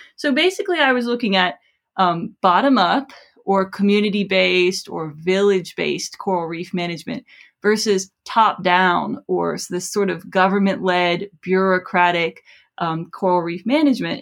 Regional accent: South Florida, United States; I grew up in South Florida

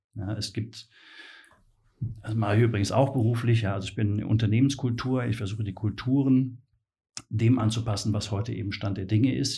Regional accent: Mainz, Rhineland-Palatinate, Germany; ich bin äh, geborener Mainzer

